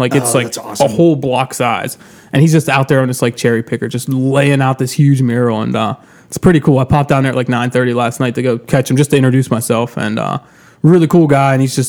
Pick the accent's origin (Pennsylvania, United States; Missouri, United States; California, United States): Pennsylvania, United States; New Kensington; I was born and raised in New Kent.